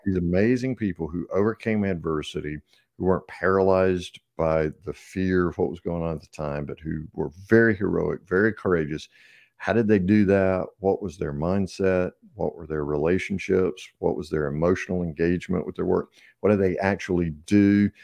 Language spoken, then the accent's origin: English; the South, United States; I'm obviously from the South, so we have lots of colloquialisms.